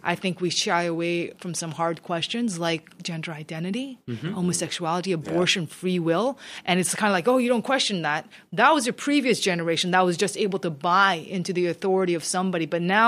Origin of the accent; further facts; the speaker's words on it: Canada; Because we are all Canadian. I feel Canadian more than I, like when the Olympics are on, I choose Canada and then I go for Korea. Like it's just, I am Canadian.